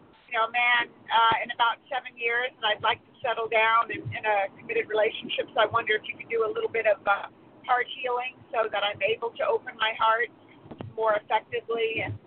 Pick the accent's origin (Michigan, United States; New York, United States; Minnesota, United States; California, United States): California, United States